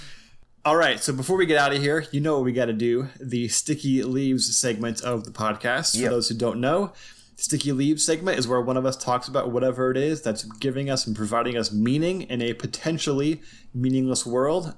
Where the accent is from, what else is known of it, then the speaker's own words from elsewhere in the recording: Los Angeles, California, United States; I grew up in the San Fernando Valley